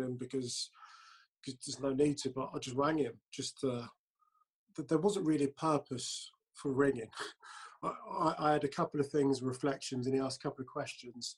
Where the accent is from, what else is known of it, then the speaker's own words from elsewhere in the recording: London, United Kingdom; I was born in North London